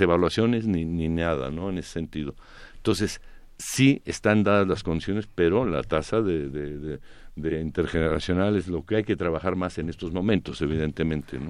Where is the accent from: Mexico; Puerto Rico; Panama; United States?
Mexico; Mexico City; por qué somos chilangos si esto es el anáhuac